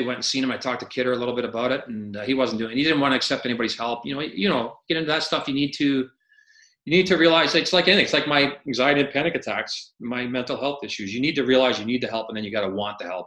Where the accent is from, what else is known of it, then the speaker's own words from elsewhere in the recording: Barrie, Ontario, Canada; moved away; I'm not from a small town, but I'm from Barrie. And when I left Barrie, it was like 27,000 people.